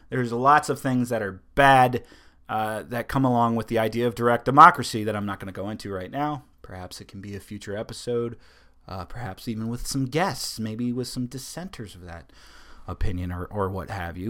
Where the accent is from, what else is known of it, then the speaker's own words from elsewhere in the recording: Delaware, United States; I am from Delaware